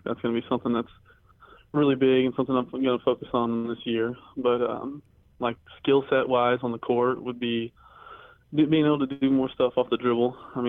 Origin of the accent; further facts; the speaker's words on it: Indiana, United States; I grew up in the Victor Oladipo, Cody Zeller, and Indiana years, and Robbie Hummel, Purdue years. So, I mean, it was high-level Big Ten basketball around here.